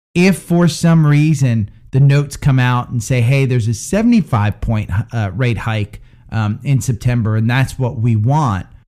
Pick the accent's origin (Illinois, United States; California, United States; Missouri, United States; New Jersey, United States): New Jersey, United States; Princeton; moved away; My hometown's actually Princeton, and that's where I've been